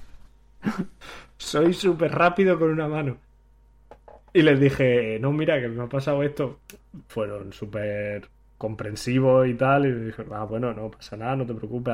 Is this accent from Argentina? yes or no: no; Granada, Andalusia, Spain; moved away as an adult; also born or lived in Hanover; now in Manchester, United Kingdom; yo que soy de Granada